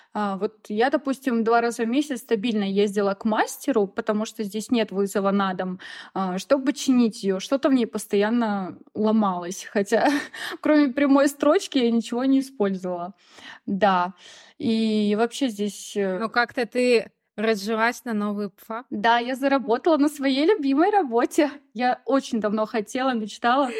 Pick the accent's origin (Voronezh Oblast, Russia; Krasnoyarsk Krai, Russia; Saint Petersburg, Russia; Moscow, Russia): Voronezh Oblast, Russia; Rossosh; moved away as an adult; now in Sulaymaniyah, Iraq; я из Воронежской области, город Росош